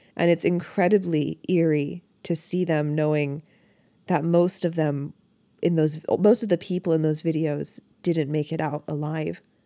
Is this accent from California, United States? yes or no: no; Michigan, United States; I grew up in Michigan